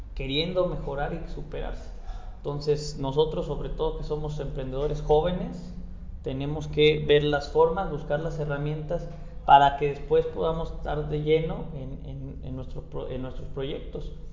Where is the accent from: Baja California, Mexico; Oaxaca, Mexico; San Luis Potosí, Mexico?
San Luis Potosí, Mexico; soy un emprendedor potosino